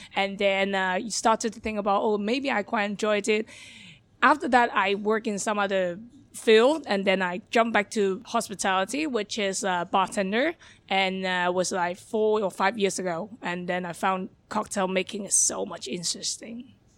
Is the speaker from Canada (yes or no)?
no; Hong Kong; English is a second language; moved away as an adult; also born or lived in London; born and raised in Hong Kong